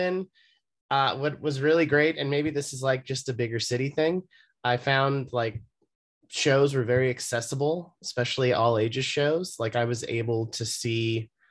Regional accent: Los Angeles, California, United States; moved away as an adult; also born or lived in San Francisco; now in New York, United States; I am from Los Angeles. I grew up there and I lived there until I was 18.

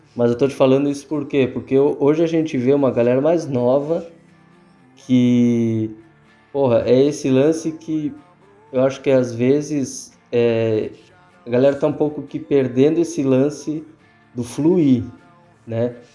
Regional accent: the South, southern Brazil, Brazil; nós que somos do Sul

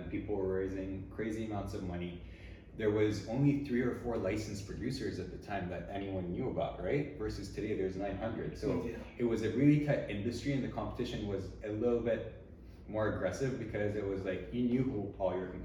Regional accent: Tennessee, United States; born there; also born or lived in Switzerland; I was born in Tennessee. And very quickly after that, my parents moved to Switzerland.

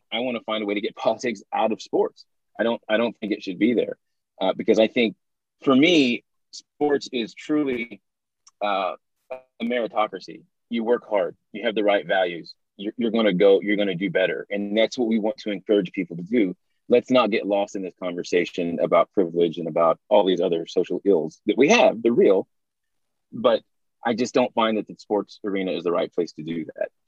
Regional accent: Tahlequah, Oklahoma, United States; Tahlequah, my hometown

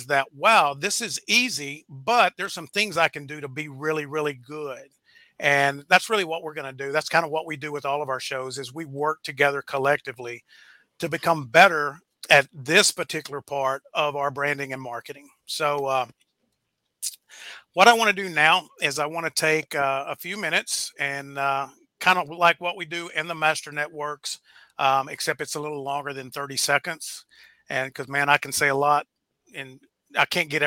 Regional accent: Camden, Arkansas, United States; now in Wylie, United States; We're both Arkansas guys. We grew up probably about 30 miles apart

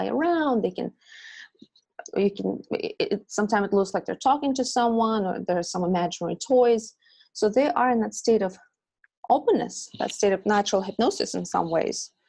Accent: Russia; moved away as an adult; now in United States; I come from Russia, and I was born in Soviet Union

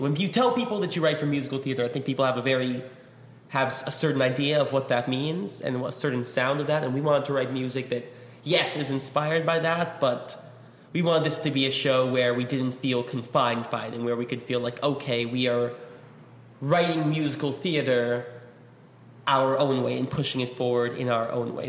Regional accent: New York, United States; I grew up in New York

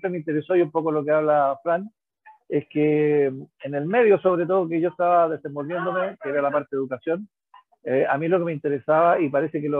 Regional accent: Colegio Mackay, Valparaíso, Chile; moved away as an adult; also born or lived in Santiago; soy exalumno del Colegio Macay, jugué en el Macay eh, desde el año, o sea, primero en el Macay, claro, después en el Normac jugué desde el año 76, siendo alumno, hasta el año 84 que me fui a vivir a Santiago.

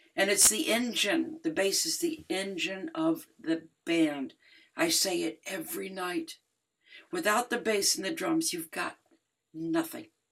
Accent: Detroit, Michigan, United States; hugely influenced by my hometown, Jamerson, Motown

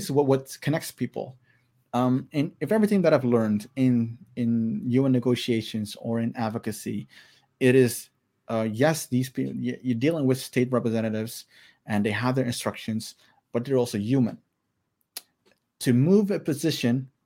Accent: Maluku, Indonesia; I'm Alifuru from Maluku

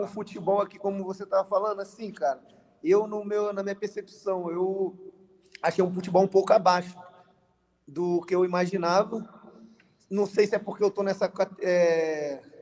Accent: Rio de Janeiro, Brazil; also born or lived in Belford Roxo; eu moro no Rio de Janeiro, nasci no Rio de Janeiro

